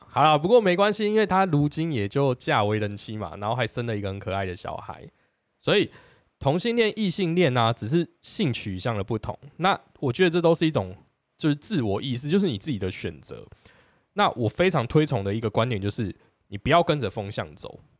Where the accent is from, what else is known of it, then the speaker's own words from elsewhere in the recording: Taiwan; 因为我觉得我们身为一个台湾人，明明跟黑人真的是八竿子扯不上关系